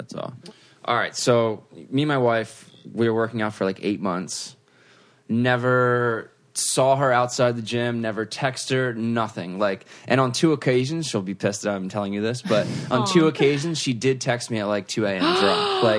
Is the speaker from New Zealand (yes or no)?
no; United Kingdom; I'm British.